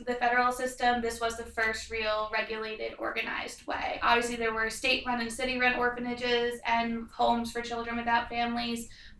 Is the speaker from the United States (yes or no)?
yes; Long Island, New York, United States; I'm a first-year student at the Bush School. I'm interested in public policy analysis, and I'm from Long Island, New York.